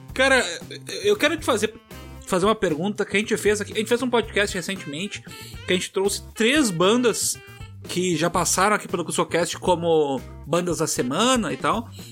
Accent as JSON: {"language": "Portuguese", "town": "Tramandaí", "region": "Rio Grande do Sul", "country": "Brazil", "tie": "born or raised there", "said": "eu vivi uma parte da minha adolescência em Tramandaí"}